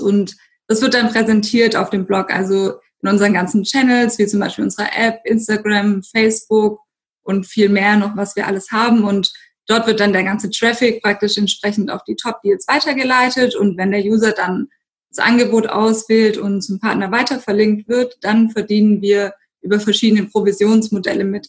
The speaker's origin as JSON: {"language": "German", "town": "Stuttgart", "region": "Baden-Württemberg", "country": "Germany", "tie": "born or raised there", "said": "ich bin gebürtige Stuttgarterin"}